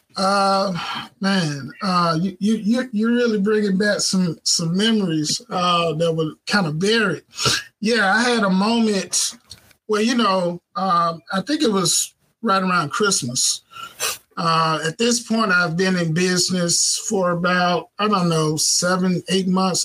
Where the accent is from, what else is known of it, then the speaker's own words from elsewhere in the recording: Clarksdale, Mississippi, United States; moved away as an adult; now in Southaven, United States; we were living in, um, in a, in Clarksdale, Mississippi. That's where I'm from. That's my hometown.